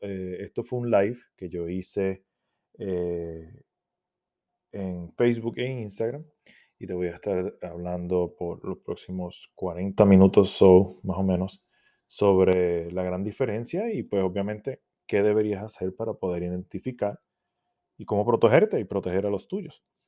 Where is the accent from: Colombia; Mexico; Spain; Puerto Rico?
Puerto Rico; now in United States; Soy de Puerto Rico, vivo en los Estados Unidos en estos momentos